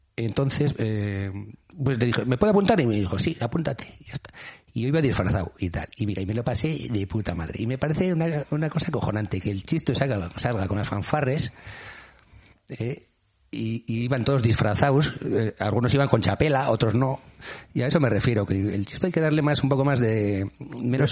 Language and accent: Spanish; Basque Country, Spain